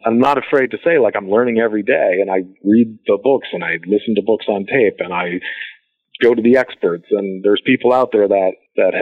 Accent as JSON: {"language": "English", "region": "Midwest", "country": "United States", "tie": "born or raised there", "said": "I grew up in the Midwest where, you know, customer service was a thing"}